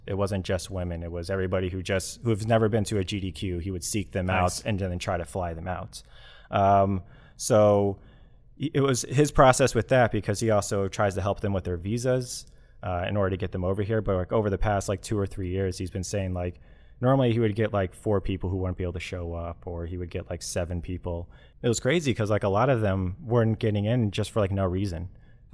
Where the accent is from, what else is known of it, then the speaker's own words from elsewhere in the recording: United States; I'm an American. I'm a white male in America